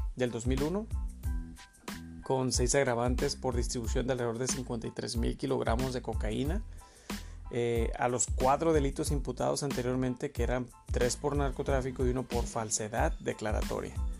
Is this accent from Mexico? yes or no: yes; Mexico; nosotros como mexicanos